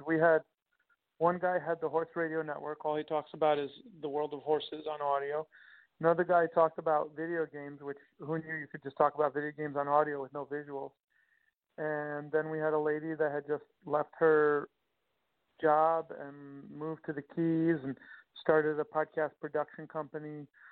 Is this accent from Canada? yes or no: no; Long Island, Nassau County, New York, United States; born or raised there